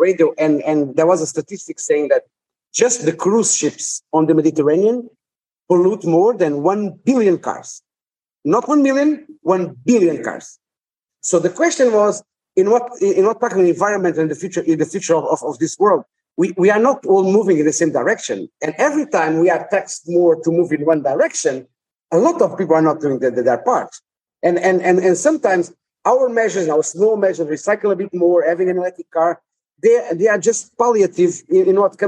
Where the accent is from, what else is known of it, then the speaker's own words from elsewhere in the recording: Portugal; my hometown is very close to the Spanish border.